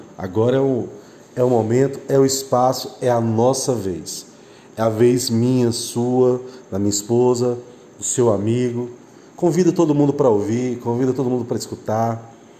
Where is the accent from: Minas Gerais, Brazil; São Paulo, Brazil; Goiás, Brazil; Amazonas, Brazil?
Goiás, Brazil; Aparecida de Goiânia; Nós somos aqui do estado de Goiás, cidade Aparecida de Goiânia